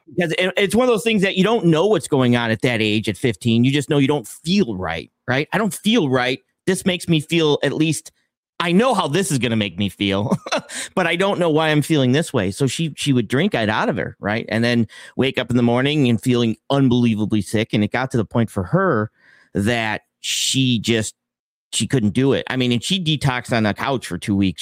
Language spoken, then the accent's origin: English; Buffalo, New York, United States; I'm from Buffalo, New York